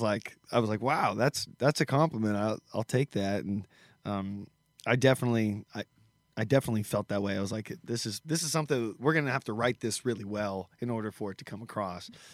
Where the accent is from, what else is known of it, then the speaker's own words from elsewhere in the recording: United States; the Benton County Fair, which is my hometown county fair